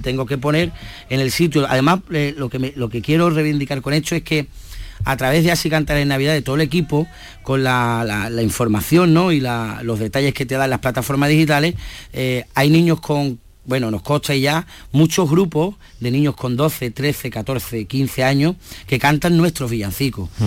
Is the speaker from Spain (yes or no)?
yes; Andalusia, Spain; nosotros andaluz